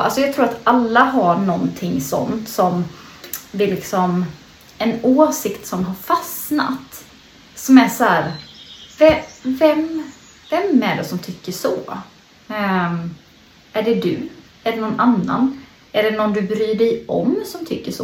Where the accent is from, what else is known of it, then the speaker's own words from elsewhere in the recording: Småland, Sweden; Jag sitter i mina föräldrars eh, växthus hemma i Småland